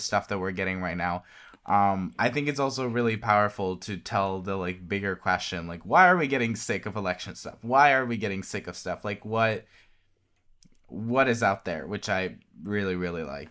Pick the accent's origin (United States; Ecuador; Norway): Norway; I'm from Norway